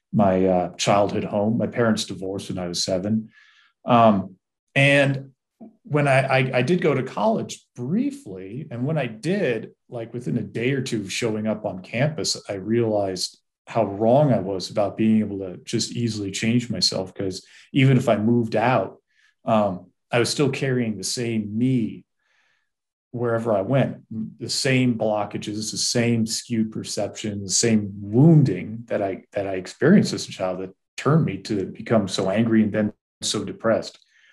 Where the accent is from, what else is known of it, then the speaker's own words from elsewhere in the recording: East Coast, United States; And I grew up on the East Coast, grew up in a family that was pretty devoid of love and really with parents that were not equipped to raise a child.